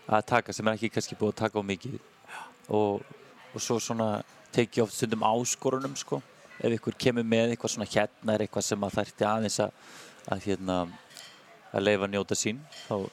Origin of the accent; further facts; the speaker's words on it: Iceland; Ég er sko fættur upp alveg í Álfumum Já